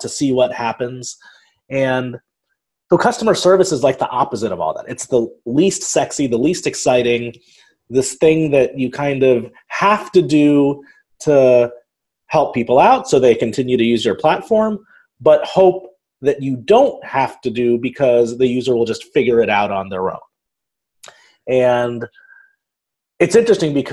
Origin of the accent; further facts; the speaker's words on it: Dayton, Ohio, United States; accent: Midwestern; I grew up in Dayton, Ohio, which is a relatively small town in southwestern Ohio